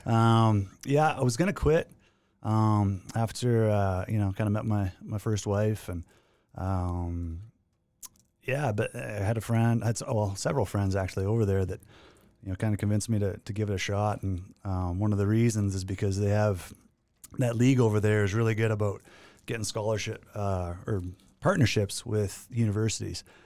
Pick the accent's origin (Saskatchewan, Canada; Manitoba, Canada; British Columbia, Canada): Saskatchewan, Canada; Maymont; moved away; I grew up in, uh, the thriving metropolis of Maymont, Saskatchewan, which is, uh, about a hundred and fifty people.